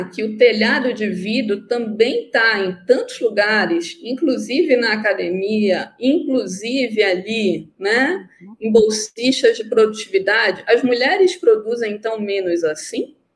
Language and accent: Portuguese; North Region, Brazil; Sim, eu sou nortista.